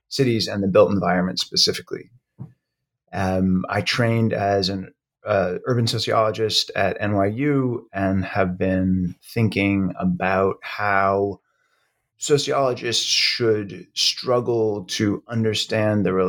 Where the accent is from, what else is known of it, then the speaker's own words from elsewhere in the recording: Brookline, Massachusetts, United States; also born or lived in Florida; I was born in Florida, but grew up mostly in Brookline, Massachusetts, just outside of Boston